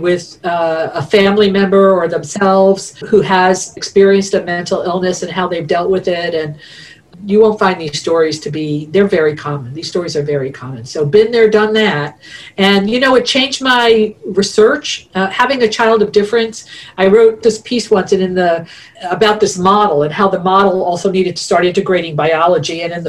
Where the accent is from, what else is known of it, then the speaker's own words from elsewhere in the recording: East Coast, United States; I'm a Italian from the East Coast and my son is like 5'5", right?